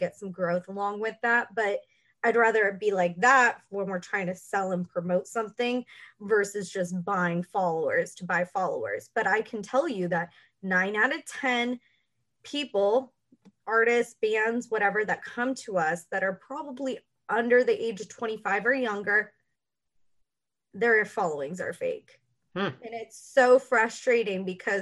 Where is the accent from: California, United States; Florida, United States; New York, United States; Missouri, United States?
California, United States; Los Angeles; also born or lived in Texas; Me and my brother were born in Texas, but we were raised in Los Angeles